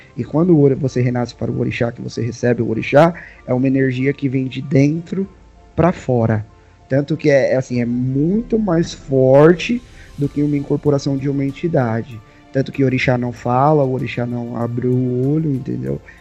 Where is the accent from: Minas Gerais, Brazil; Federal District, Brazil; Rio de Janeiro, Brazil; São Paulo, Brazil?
São Paulo, Brazil; Sou de São Paulo, aqui da Zona Leste de São Paulo